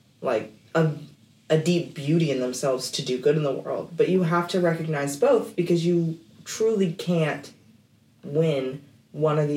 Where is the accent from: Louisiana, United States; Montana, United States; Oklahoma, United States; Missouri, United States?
Oklahoma, United States; I grew up in Oklahoma in predominantly white environments